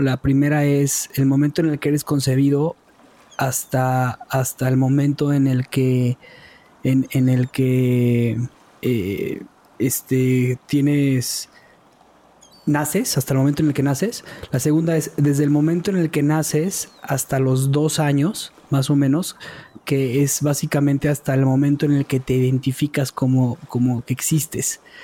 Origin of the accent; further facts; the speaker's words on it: Mexico; also born or lived in Israel; soy mexicano